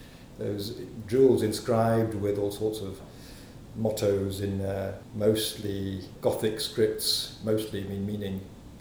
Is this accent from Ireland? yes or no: no; Italy; also born or lived in England / Germany; I was born in England. My father is English, as the name … says. My mother's French. I was raised mostly in Italy, really. From the age of 7, Italy and partly in Germany.